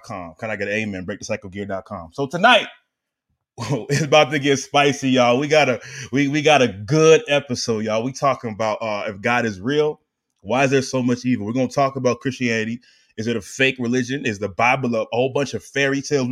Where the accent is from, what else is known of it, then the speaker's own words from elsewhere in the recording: Attleboro, Massachusetts, United States; my hometown in Attleboro